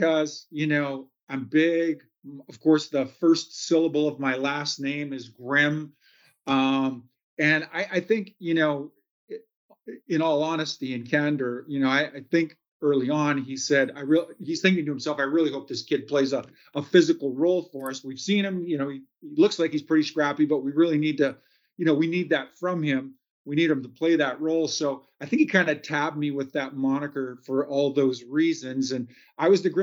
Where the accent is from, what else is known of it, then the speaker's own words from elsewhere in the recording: Kamloops, British Columbia, Canada; Main Street of Kamloops, British Columbia. That was my hometown.